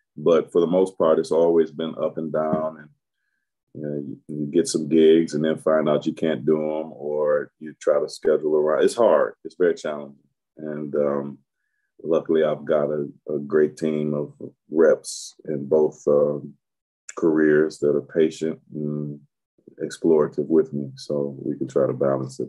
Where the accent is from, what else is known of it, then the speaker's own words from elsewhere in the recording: Detroit, Michigan, United States; I was born in Detroit, Michigan. Um, first eight years on the uh, southwest side, then um, maybe when I was your age to a little to maybe college, northwest side of Detroit